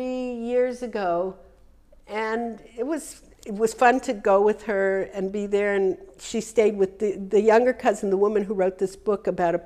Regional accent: United States; When I grew up in America, I'm talking, you know, 70 years ago, there was a thing, you had to be different than your mother.

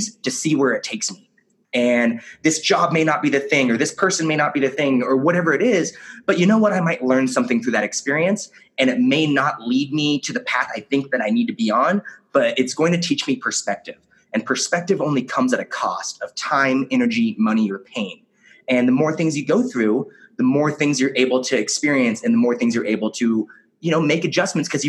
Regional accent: Kelso, Washington, United States; I grew up in Kelso, Washington

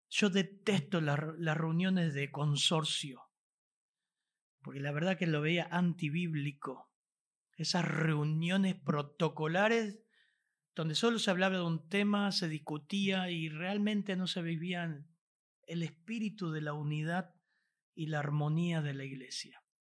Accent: Argentina; Aunque somos argentinos, venimos de contextos tan diferentes

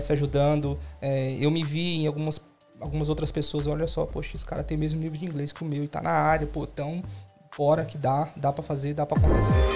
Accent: São Paulo, Brazil; moved away as an adult; now in Australia; estou aqui desde 2016, sou de São Paulo também.

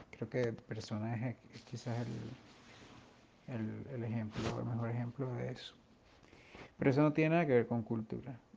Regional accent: Venezuela; como venezolanos también somos más occidentales que orientales.

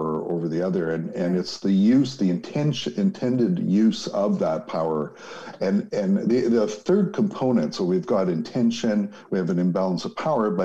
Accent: Winnipeg, Manitoba, Canada; Growing up in Winnipeg

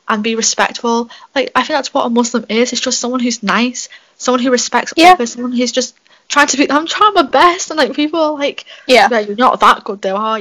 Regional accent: England, United Kingdom; because I am British. I was born and raised here. I don't know any other difference. Like, if you took me away from England, I wouldn't know what

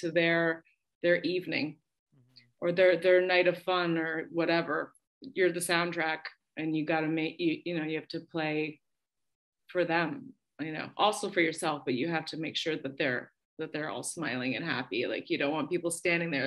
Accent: Windsor, Ontario, Canada; moved away as an adult; also born or lived in England; Windsor, my hometown

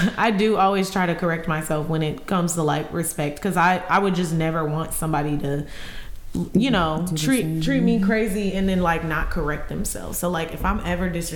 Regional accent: Illinois, United States; I'm from Illinois

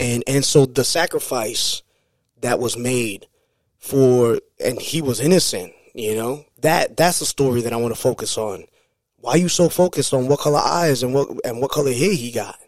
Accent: New York City, New York, United States; born or raised there

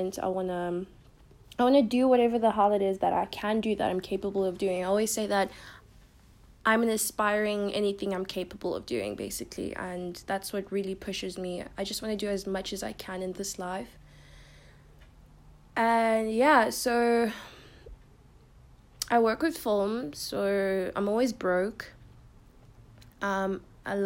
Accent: Pretoria, Gauteng, South Africa; I'm from South Africa. I live in Pretoria, Queenswood.

